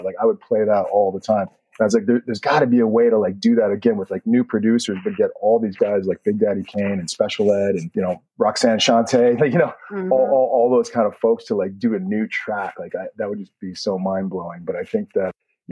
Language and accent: English; Edmonton, Alberta, Canada; moved away as an adult; now in New York, United States; growing up in Canada. The fact that I was in Edmonton, Canada, it was really long winters